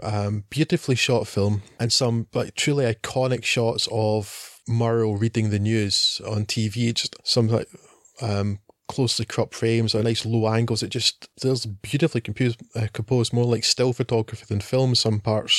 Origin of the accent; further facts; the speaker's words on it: Scotland, United Kingdom; we are Scottish men